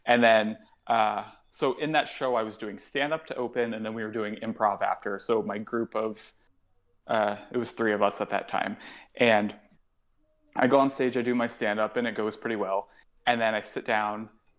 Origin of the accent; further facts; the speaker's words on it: New York, United States; because being a New Yorker, I'm never really home